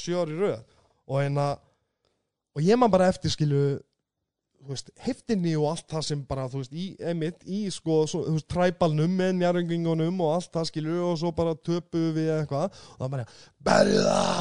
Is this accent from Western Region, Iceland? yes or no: no; Reykjanesbær, Southern Peninsula, Iceland; ég er úr Reykjanesbæ, ég er úr Keflækinu